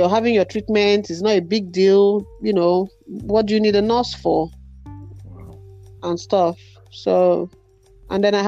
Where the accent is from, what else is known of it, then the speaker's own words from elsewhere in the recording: Nigeria; moved away; I grew up in Nigeria where beating is a norm